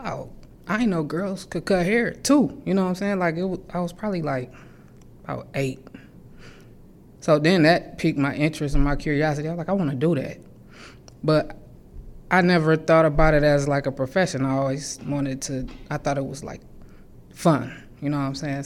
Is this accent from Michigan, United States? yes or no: yes; Lansing, Michigan, United States; I grew up right here in Lansing, Michigan, South Side